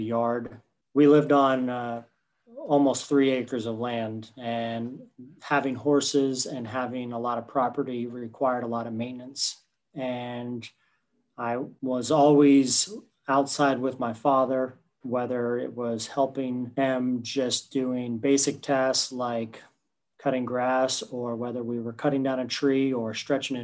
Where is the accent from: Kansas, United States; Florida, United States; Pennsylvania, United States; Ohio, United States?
Florida, United States; Winter Park; I grew up in the Winter Park, Winter Springs area, just outside of Oviedo.